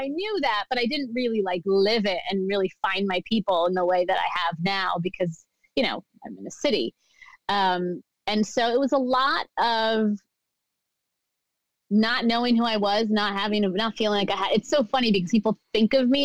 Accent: United States; also born or lived in New Jersey / Pennsylvania; I grew up in America

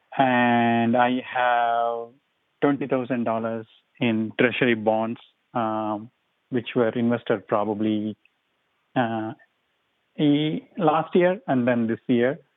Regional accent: India; moved away; I'm from India.

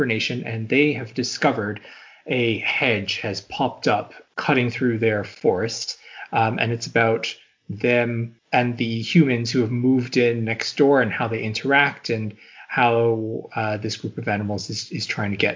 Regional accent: Canada; I'm from Canada

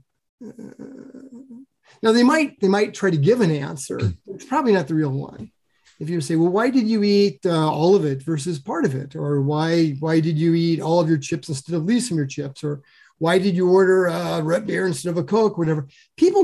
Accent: Sioux City, Iowa, United States; moved away; I grew up in Sioux City, Iowa, in the western edge of Iowa, next to South Dakota

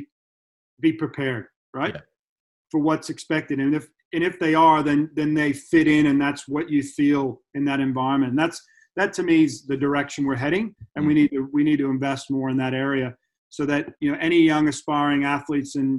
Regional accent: United States; now in Australia; I grew up in the States, so I've got that college experience, high school and dual meets

